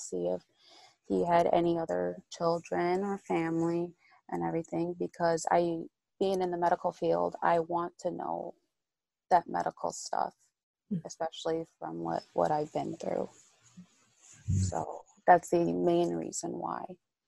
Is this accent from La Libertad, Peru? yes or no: yes; Trujillo, La Libertad, Peru; Because, I'm from Trujillo, Peru.